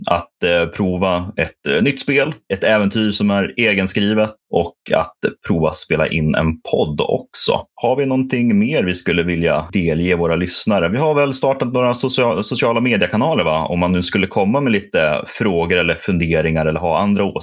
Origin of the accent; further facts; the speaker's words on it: Norrland, Sweden; Jag är norrlänning. Allt, allt söder om Umeå är